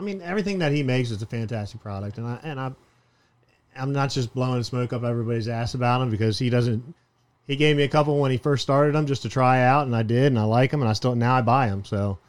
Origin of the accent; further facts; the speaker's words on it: Miami, Florida, United States; I grew up in Miami on the canals, in between Miami.